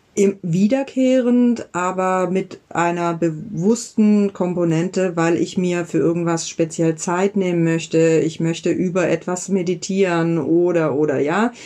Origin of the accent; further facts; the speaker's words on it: Southern Germany, Germany; now in Berlin, Germany; Ich habe meine Kindheit da in Süddeutschland verbracht